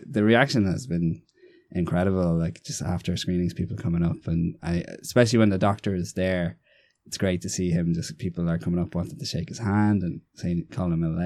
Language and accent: English; Navan, Leinster, Ireland; also born or lived in Galway; I'm from Navan, County Meath